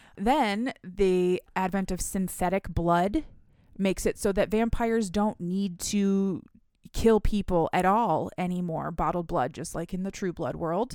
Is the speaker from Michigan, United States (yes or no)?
yes; Michigan, United States; also born or lived in Philadelphia; we are from Michigan